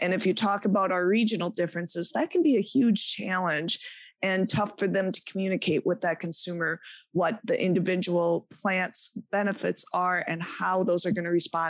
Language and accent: English; Midwest, United States; people look at me and they go, I think you're from the Midwest. You're not from here. I thought I lost my accent years ago, but not so much.